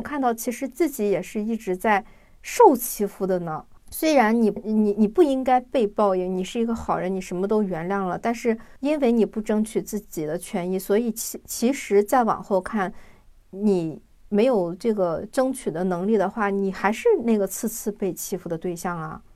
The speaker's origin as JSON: {"language": "Chinese", "country": "China", "said": "我们中国人"}